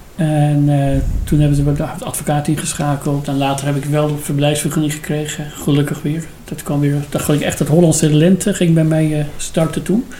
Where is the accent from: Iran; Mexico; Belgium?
Iran; Dutch is a second language; moved away as an adult; now in Netherlands; ik uit Iran kom